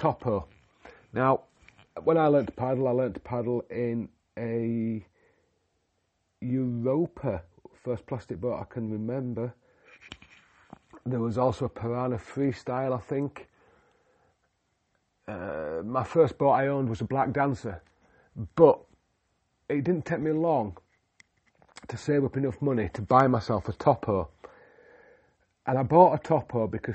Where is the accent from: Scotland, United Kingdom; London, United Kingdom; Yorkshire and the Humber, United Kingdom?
Yorkshire and the Humber, United Kingdom; moved away; also born or lived in North Wales / Himalayas; I'm a Yorkshireman from the UK